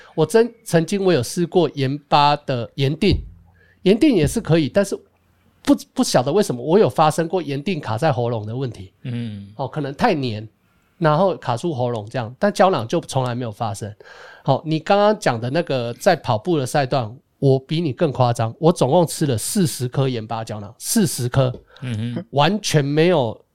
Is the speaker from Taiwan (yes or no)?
yes; Taiwan; moved away; 我是台湾来的